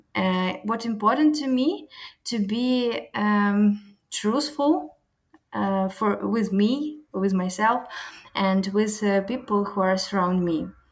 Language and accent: English; Ukraine; English is a second language; moved away as an adult; now in Porto, Portugal; Ukrainian girl, usually we're powerful